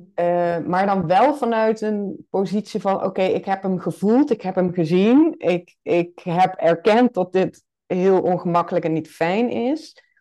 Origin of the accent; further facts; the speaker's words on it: Limburg, Netherlands; now in Nijmegen, Netherlands; ik ben een Limburger, geboren en getogen